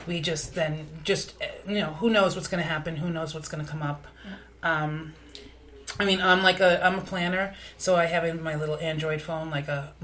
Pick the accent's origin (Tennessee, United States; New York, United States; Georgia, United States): New York, United States; New York City; we're both from Staten Island, and we live next to each other.